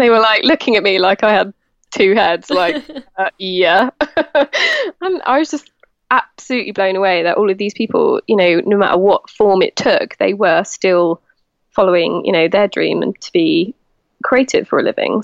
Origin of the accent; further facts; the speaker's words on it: Devon, South West England, United Kingdom; now in Somerset, United Kingdom; I was actually born in Devon